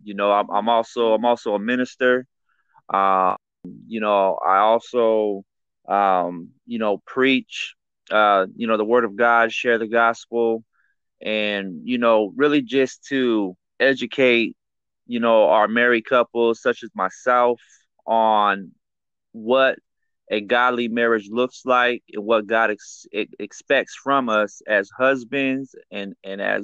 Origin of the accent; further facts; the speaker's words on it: Riverside, California, United States; I was born and raised in Riverside, California